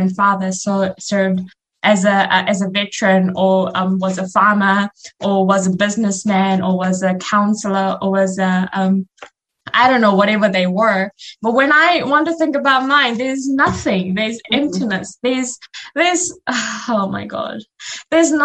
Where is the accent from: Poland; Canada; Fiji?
Fiji; now in New Zealand; in Fiji, there's no division that I'm not a Fijian, you know, I'm still part of the community